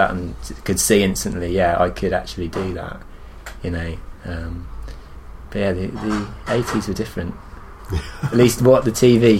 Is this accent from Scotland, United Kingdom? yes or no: no; Shrewsbury, West Midlands, United Kingdom; moved away as an adult; now in Brighton, United Kingdom; And I moved back to my hometown. Ah, where are you from? From a town called Shrewsbury, which is in Shropshire, kind of near Wales.